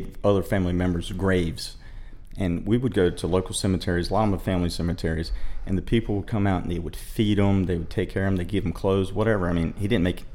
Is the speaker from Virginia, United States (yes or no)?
no; Morehead City, North Carolina, United States; I was born and raised in Moorhead City / Newport, which is just outside of Moorhead.